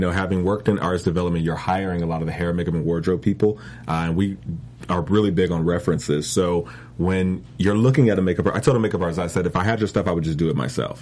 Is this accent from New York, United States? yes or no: no; Detroit, Michigan, United States; moved away as an adult; now in Los Angeles, United States; I'm originally from Detroit, Michigan. I grew up there